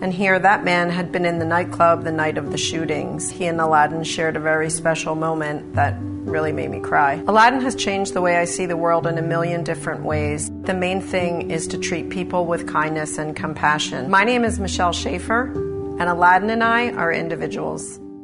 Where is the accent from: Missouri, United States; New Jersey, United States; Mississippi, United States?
New Jersey, United States; Haddonfield and North Wildwood